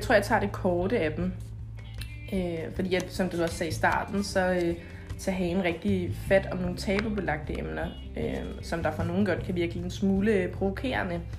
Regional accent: Denmark; hjemme i Danmark

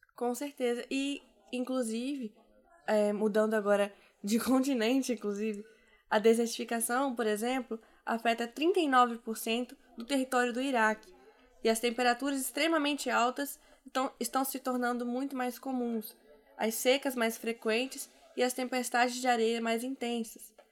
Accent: Cachoeiro de Itapemirim, Espírito Santo, Brazil; eu sou de Cachoeira de Itapemirim, aqui no Espírito Santo, que é uma cidade conhecida por ser muito quente. E eu vejo que na minha infância não era tão quente quanto é agora.

